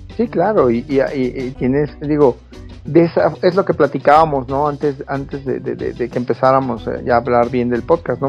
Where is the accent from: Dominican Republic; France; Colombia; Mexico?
Mexico; nosotros como mexicanos